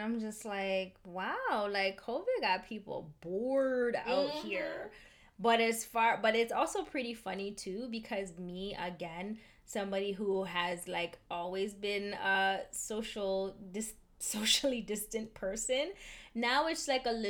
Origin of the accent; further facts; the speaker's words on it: Memphis, Tennessee, United States; I'm from Memphis.